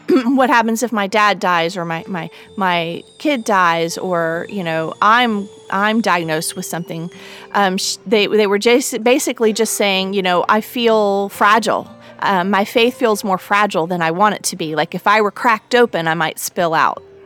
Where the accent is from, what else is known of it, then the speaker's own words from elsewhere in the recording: North Carolina, United States; my home state of North Carolina